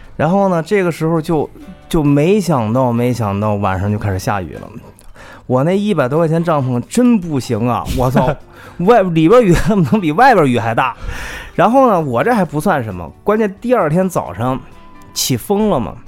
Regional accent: China; 我们只能告诉他们我们是来自中国

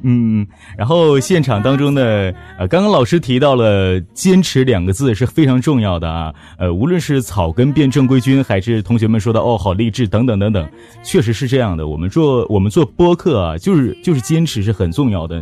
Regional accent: Northeast China, China; accent: Dongbei (Northeastern Mandarin); 你的东北话太魔性了，我就，没办法，我就已经出来了

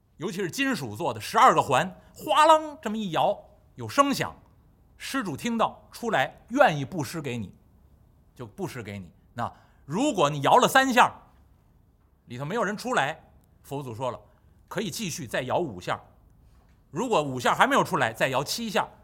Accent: Beijing, China; 北京土生土长，这个话呢还算比较标准

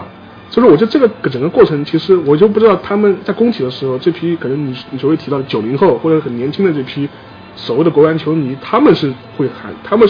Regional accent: Shanghai, China; 因为我我是上海人了，因为我从小在这个城市长大，

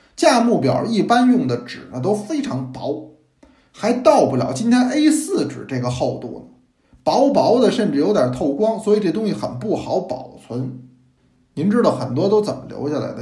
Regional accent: Beijing, China; accent: Beijing dialect; 那完全是北京话

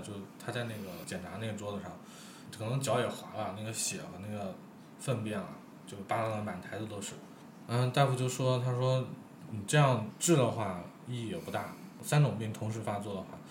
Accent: China; 我们中国人就是有一种这样的嗯，就是，多一事不如少一事

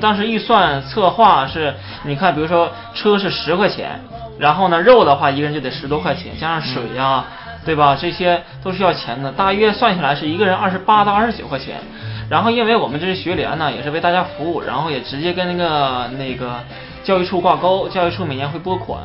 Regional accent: Liaoning, China; 我们东北啊，我是东北人

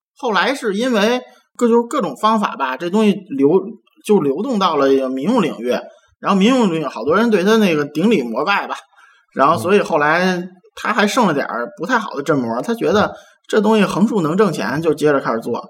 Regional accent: Beijing, China; 帝都我土生土长三十多年

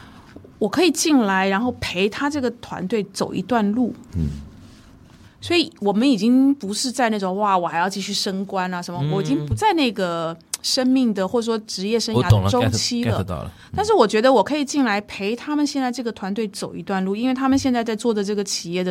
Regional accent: Taiwan; 这跟我当初比如说从台湾过来，当然年龄也不一不一

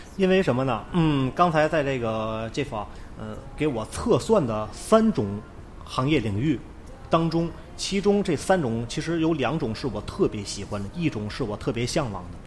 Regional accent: Tianjin, China; accent: Tianjin dialect; 通常的风格可能是我会讲天津话呀，会用一些本土的方言啊

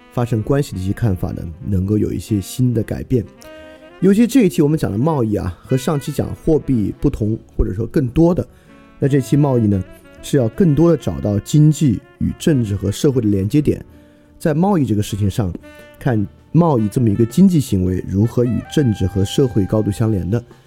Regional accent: China; 我们中国人

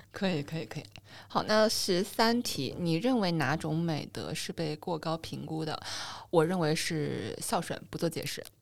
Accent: Wuhan, Hubei, China; 我小的时候在武汉长大，然后小时候外婆会带我去江边玩

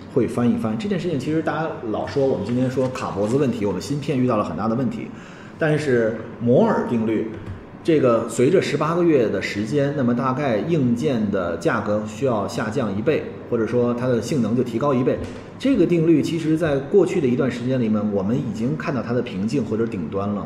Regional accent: China; 我们中国人

